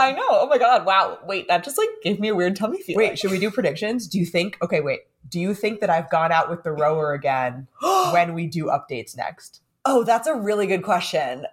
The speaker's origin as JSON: {"language": "English", "town": "San Diego", "region": "California", "country": "United States", "moved": "yes", "lives_now": "New York City, United States", "said": "if I'm living in New York City and I'm from San Diego"}